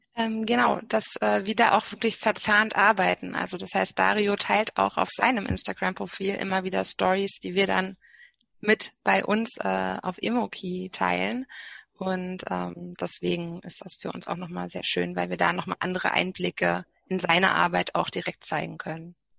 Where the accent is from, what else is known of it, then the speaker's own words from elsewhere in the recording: Berlin, Germany; als Berlinerin